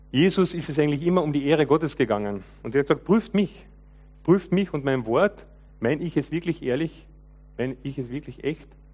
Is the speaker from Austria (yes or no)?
yes; Lower Carinthia, Austria; Ich bin ja als junger Mensch aufgewachsen im Kärntner Unterland, zweisprachiges Gebiet